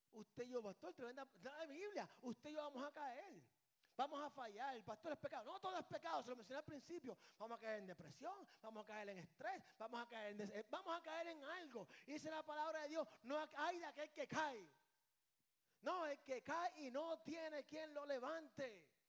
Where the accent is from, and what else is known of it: Puerto Rico; born or raised there